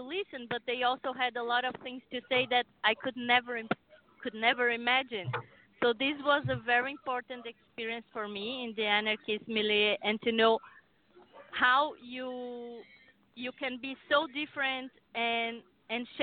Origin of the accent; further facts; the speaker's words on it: Brazil; moved away as an adult; now in United States; I came from Brazil.